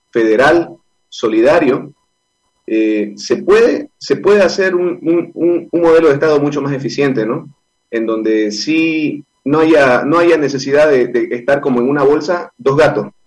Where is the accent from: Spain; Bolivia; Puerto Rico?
Bolivia; Podemos pensar diferentes, podemos tener diferentes culturas, pero, pero como bolivianos nos tenemos esa estima.